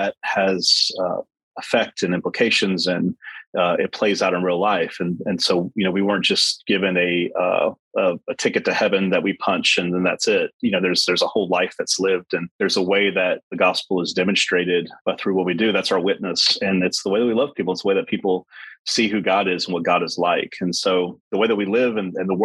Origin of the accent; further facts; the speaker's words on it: Mississippi Gulf Coast, United States; moved away as an adult; also born or lived in San Francisco Bay Area, United States / Southeast US; now in Northern California, United States; I grew up on Mississippi Gulf Coast, New Orleans Gulf Coast, and that's hurricane season for us